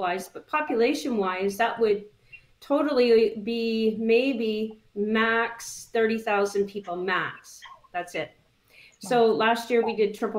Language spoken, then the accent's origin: English; Wiarton, Ontario, Canada; I grew up here. I was born and raised here, and so this is where my business is